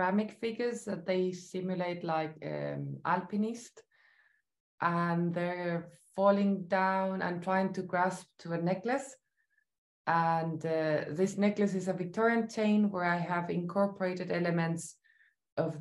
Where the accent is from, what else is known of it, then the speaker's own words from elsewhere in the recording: Santiago, Santiago Metropolitan Region, Chile; moved away; also born or lived in Memphis, United States; I am from Chile, so I lived most of my life there, except a brief period where I lived in Memphis in the US. So I grew up in Santiago